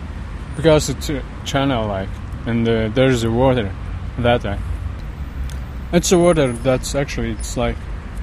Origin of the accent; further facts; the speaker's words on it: Latvia; now in Clonee, Ireland; From Latvia.